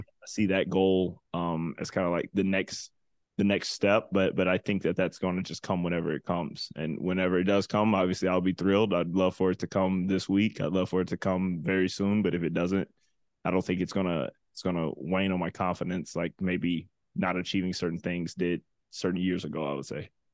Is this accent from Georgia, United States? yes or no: yes; Atlanta, Georgia, United States; growing up in Atlanta